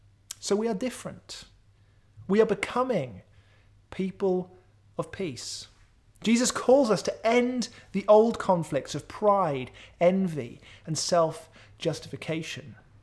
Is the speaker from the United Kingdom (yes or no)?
yes; Wales, United Kingdom; I grew up in South Wales. We lived really close to many of my extended family members.